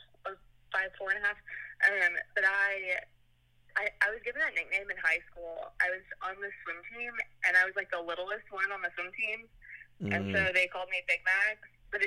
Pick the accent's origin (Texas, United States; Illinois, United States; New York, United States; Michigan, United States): Texas, United States; Houston; Okay, I am from Houston, born and raised, still live here